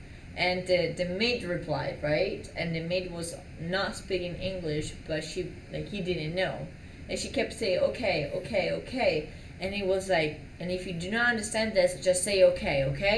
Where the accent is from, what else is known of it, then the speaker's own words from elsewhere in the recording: New Jersey, United States; I'm from New Jersey